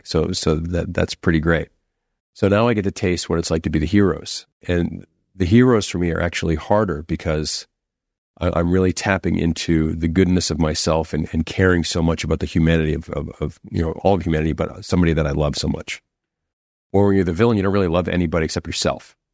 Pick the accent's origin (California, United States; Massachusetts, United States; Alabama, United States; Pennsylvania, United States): Massachusetts, United States; Boston; growing up in Boston